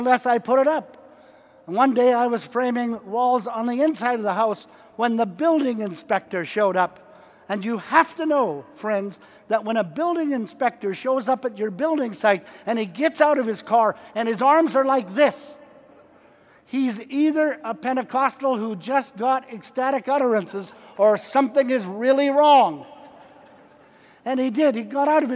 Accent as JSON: {"language": "English", "country": "Canada", "moved": "yes", "lives_now": "United States", "said": "I'm a Canadian"}